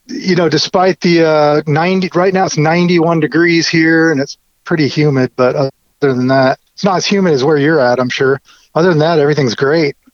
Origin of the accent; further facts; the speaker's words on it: Orange County, California, United States; also born or lived in Compton, Los Angeles; I was born in LA and then my parents moved us to Orange County, so I grew up, you know, in not as tough of a part of town